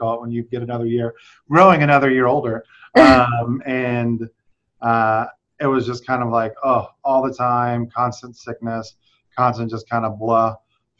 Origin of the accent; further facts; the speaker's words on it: South Louisiana, United States; I'm from South Louisiana